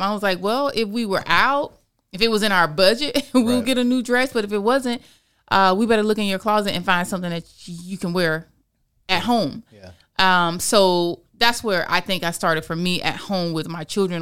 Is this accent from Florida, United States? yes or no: yes; Florida, United States; I'm born and raised in Florida. So I can I can speak from being a true Floridian.